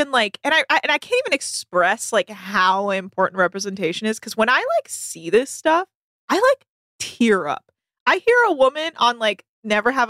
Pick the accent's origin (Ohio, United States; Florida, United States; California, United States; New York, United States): California, United States; now in Los Angeles, United States; I obviously I grew up in the Bay Area, so I'm a Warriors person, but I also have lived in LA for over t- you know like ten years